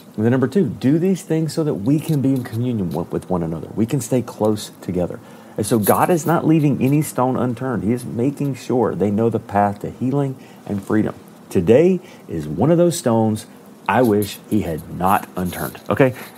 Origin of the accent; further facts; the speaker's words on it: Alabama, United States; I am from Alabama